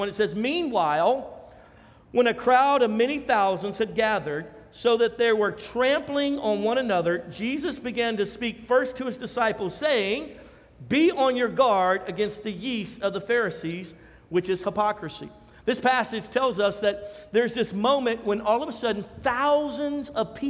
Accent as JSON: {"language": "English", "region": "Louisiana", "country": "United States", "said": "We're from Louisiana"}